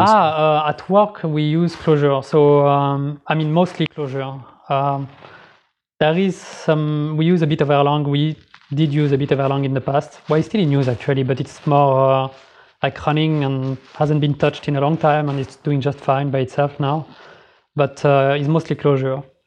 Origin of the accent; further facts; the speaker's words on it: Geneva, Switzerland; moved away as an adult; now in Sweden; I'm from Geneva originally, so I moved here like three years ago